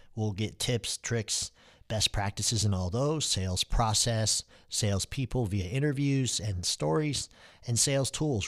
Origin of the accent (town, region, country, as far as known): Dallas, Texas, United States; born or raised there; also born or lived in Istanbul, Turkey